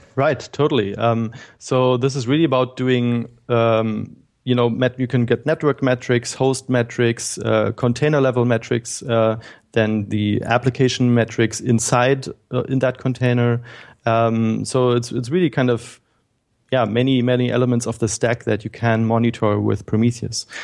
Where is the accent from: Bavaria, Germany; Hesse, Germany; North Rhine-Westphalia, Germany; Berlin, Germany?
Berlin, Germany; I'm from Germany. I grew up in Berlin and was born here.